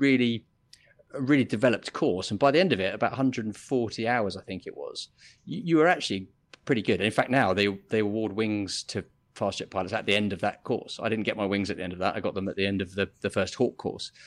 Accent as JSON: {"language": "English", "town": "Biggin Hill", "region": "London", "country": "United Kingdom", "tie": "born or raised there", "moved": "as an adult", "said": "I grew up in Biggin Hill"}